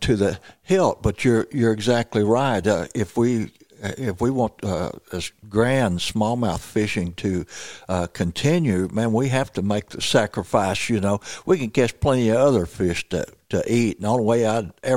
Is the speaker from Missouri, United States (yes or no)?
yes; Missouri Bootheel, United States; I grew up down in Missouri, Boot Hill